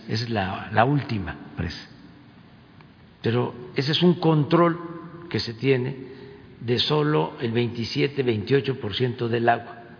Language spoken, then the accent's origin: Spanish; Tepetitán, Tabasco, Mexico; moved away; el río que pasa por mi pueblo, donde nací, Tepetitán